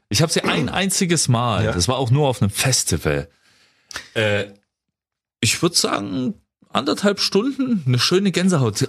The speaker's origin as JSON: {"language": "German", "region": "Saxony", "country": "Germany", "said": "ich kann's als äh, Sachse auch mal dazu sagen"}